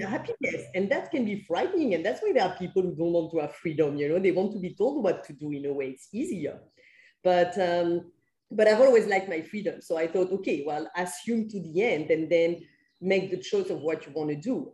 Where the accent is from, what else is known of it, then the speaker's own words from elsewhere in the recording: France; moved away; I'm from France where we have like uh, permanent contracts and things like